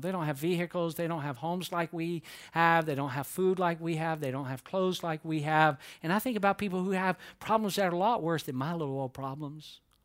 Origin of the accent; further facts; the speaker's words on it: Atlanta, Georgia, United States; growing up in Atlanta